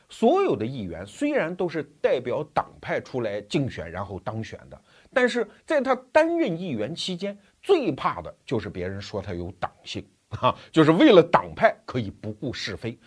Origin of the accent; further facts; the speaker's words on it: China; 我们中国人有一句话